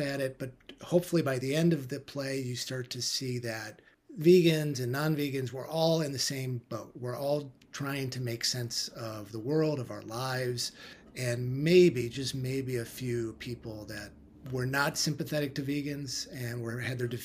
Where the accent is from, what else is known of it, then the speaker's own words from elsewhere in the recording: Midwest, United States; I was raised in the Midwest, U.S.